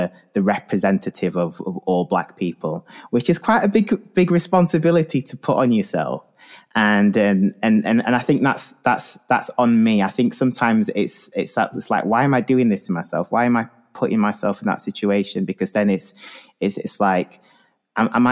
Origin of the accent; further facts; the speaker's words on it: the north of England, United Kingdom; growing up in the north of England in the 90s